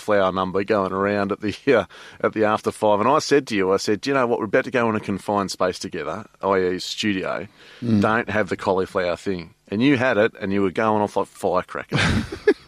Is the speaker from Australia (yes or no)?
yes; Australia; I'm Australian